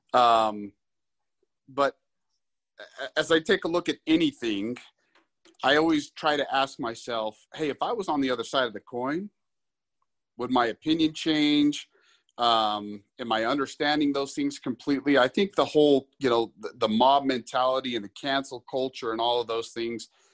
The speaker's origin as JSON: {"language": "English", "town": "Salt Lake City", "region": "Utah", "country": "United States", "tie": "born or raised there", "lives_now": "St. George, United States", "said": "I grew up in the Salt Lake area"}